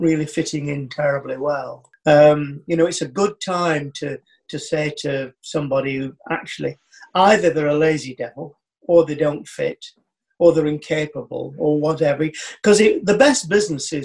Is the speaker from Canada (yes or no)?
no; United Kingdom; as a Brit